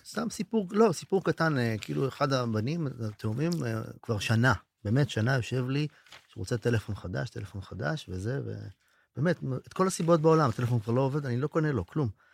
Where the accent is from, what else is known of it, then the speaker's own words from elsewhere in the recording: Israel; אני מקיבוץ אחר או מאזור אחר